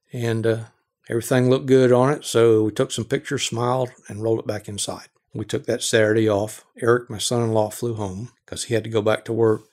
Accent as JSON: {"language": "English", "region": "Georgia", "country": "United States", "tie": "born or raised there", "said": "I grew up in Georgia, lived in the Southeast all my life"}